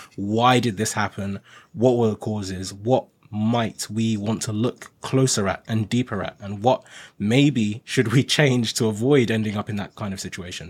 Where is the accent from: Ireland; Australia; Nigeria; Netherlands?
Nigeria; now in United Kingdom; I'm originally Nigerian, and I came to the U K from Nigeria